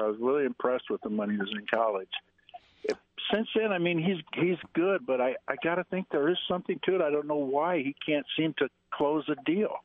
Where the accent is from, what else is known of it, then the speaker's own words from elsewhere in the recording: Detroit, Michigan, United States; I'm from Detroit